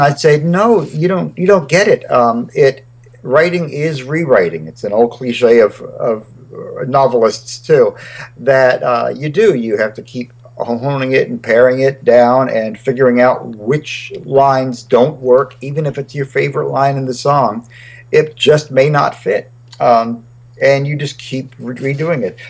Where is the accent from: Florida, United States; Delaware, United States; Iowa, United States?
Delaware, United States; Wilmington; also born or lived in Charlottesville, Virginia / Nashville, Tennessee; now in Montclair, United States; I moved, uh, and I grew up really in Delaware, Wilmington, Delaware.